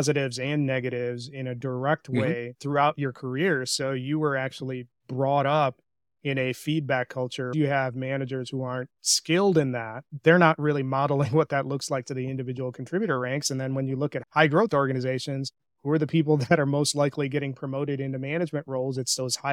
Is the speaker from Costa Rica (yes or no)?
no; India; I'm an Indian. So our communication style from a cultural perspective is pretty direct